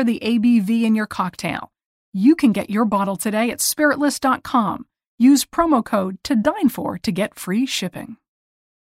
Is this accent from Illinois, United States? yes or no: no; Lakeville, Massachusetts, United States; in my hometown of Lakeville, Massachusetts